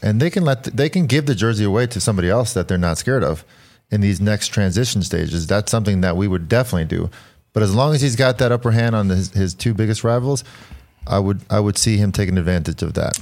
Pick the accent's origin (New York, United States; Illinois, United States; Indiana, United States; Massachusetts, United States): New York, United States; New York City; I was born in Queens